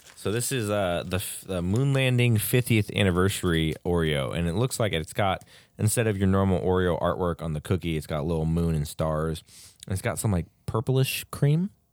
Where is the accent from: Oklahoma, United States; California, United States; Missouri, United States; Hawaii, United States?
California, United States; close to my hometown in Georgetown